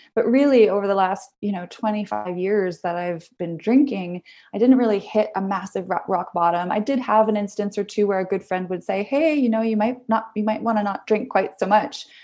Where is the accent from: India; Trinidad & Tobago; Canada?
Canada; Vancouver, British Columbia; I moved out fairly young, downtown Vancouver, BC. I'm Canadian, so I grew up there.